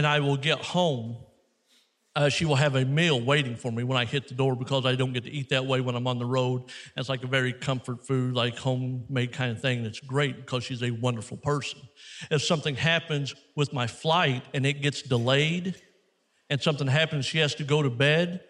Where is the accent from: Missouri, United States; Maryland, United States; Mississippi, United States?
Missouri, United States; I come from Missouri.